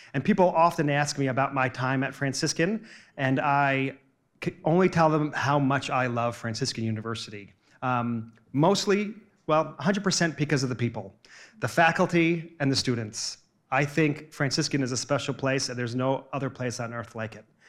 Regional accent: New Jersey, United States; also born or lived in New York City; I grew up in New Jersey and, and worked in Manhattan

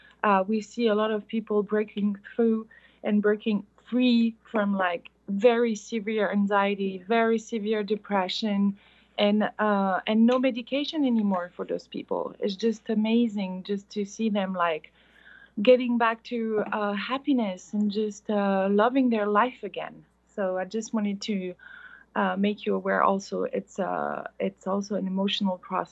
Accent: France; from France.

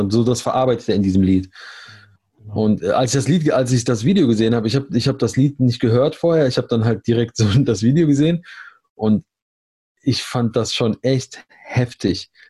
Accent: Germany; aber das sollte doch der gemeinsame Begriff sein, oder? Wir sind Deutsche.

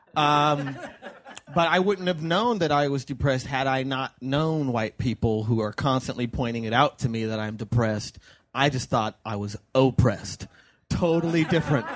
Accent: United States; I was born in the United States of America

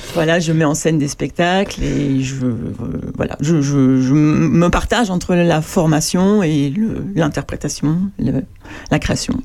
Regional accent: Paris, Île-de-France, France; also born or lived in Normandy; Moi, je suis né à Paris, mais mais euh, j'ai passé beaucoup de temps en Normandie

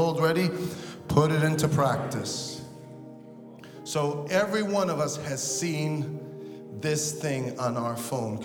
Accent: New York City, New York, United States; I grew up in Brooklyn, and I grew up in the hood

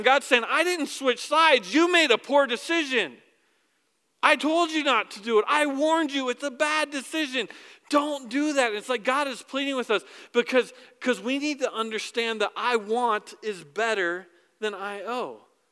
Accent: United States; I'm an American

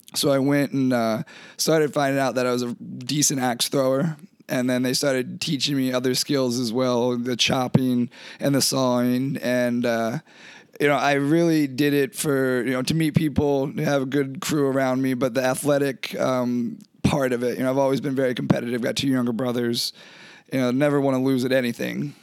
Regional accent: Eastern Shore of Maryland, United States; moved away as an adult; also born or lived in Maine; now in Alaska, United States; I'm originally from Maryland

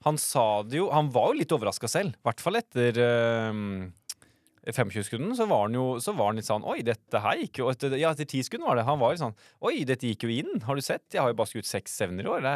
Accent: Østfold, Norway; jeg er fra Østfold

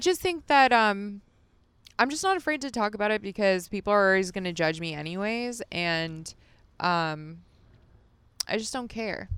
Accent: Las Vegas, Nevada, United States; As a kid, I grew up in Las Vegas.

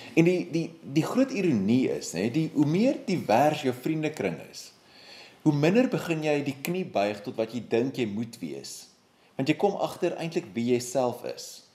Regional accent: South Africa; my wye gemeenskap as 'n Suid-Afrikaner

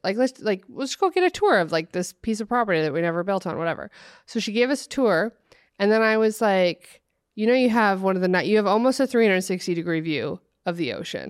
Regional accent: Oregon, United States; I grew up in Oregon, like, out in the country

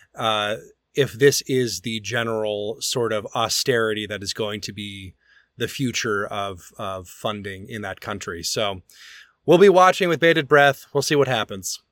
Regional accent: Birmingham, Alabama, United States; moved away; my hometown opera company of Opera Birmingham.

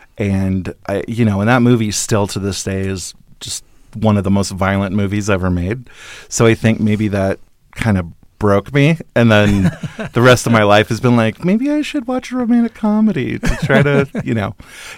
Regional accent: Paradise, California, United States; born there; also born or lived in Alaska; A little bit, yeah. I was on and off in Alaska for a while. I was born in Northern California in Paradise, actually

